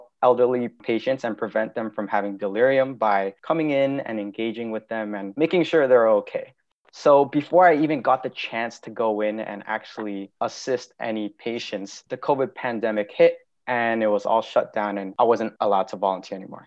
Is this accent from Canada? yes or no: yes; Toronto, Ontario, Canada; also born or lived in Hamilton; I'm originally from Toronto, but I was in Hamilton at the time.